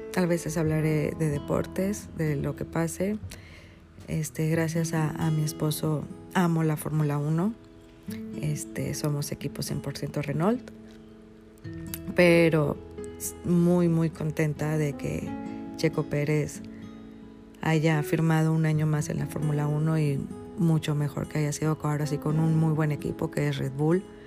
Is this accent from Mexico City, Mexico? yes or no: no; Monterrey, Nuevo León, Mexico; soy regia, soy regia de nacimiento